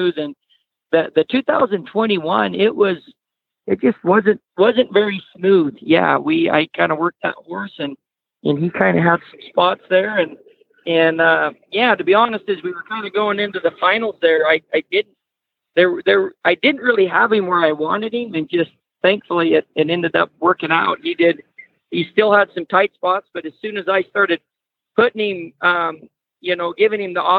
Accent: Idaho, United States; also born or lived in Nevada; we moved over here to Nevada or Idaho and got more into the horses

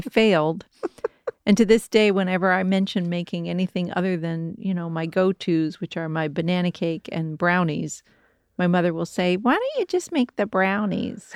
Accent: Kentucky, United States; moved away; there was Pullen Farms where I grew up in Kentucky

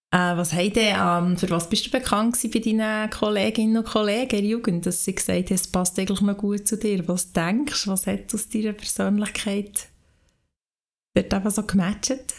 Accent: Lauterbrunnen, Bern, Switzerland; ich bin in der Gemeinde Lutherbrunnen aufgewachsen

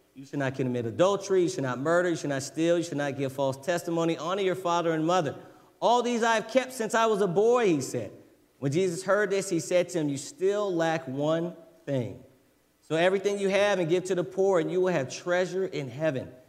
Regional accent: United States; as an American

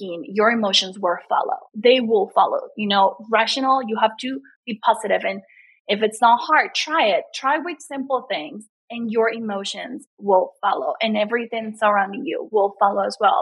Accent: Colombia; English is a second language; also born or lived in Los Angeles, United States; now in United States; I was born and raised in Colombia

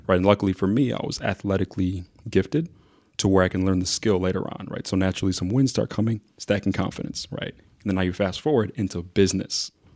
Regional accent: Mount Prospect, Illinois, United States; also born or lived in Zambia; growing up in Mount Prospect

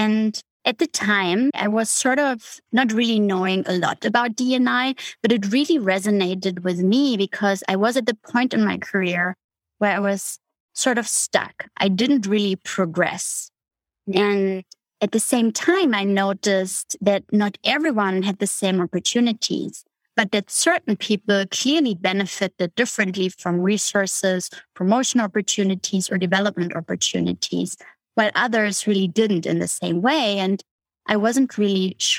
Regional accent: Berlin, Germany; moved away; I grew up in Germany, in East Berlin.

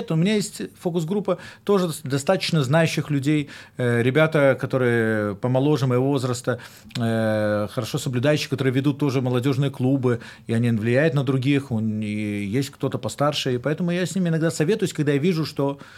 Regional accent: Belarus; даже это я сам с Беларуси

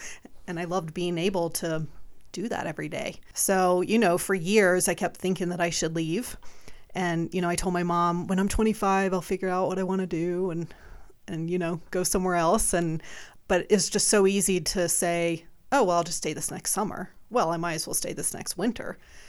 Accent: South Carolina, United States; moved away; Well, it was a lifestyle. I mean, I came from South Carolina, but I had gone to summer camp growing up.

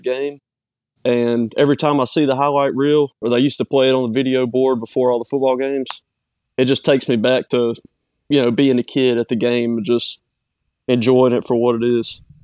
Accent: Petal, Mississippi, United States; I'm from Petal, born and raised.

